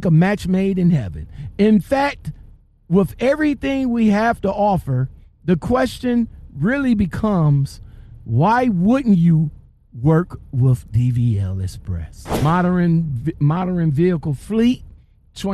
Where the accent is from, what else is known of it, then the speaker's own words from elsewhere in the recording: Ohio, United States; I'm from Ohio